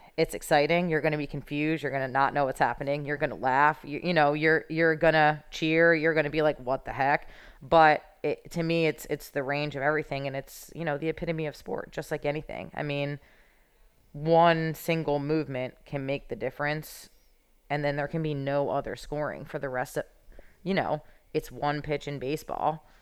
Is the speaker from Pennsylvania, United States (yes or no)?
yes; Philadelphia, Pennsylvania, United States; I'm from Philadelphia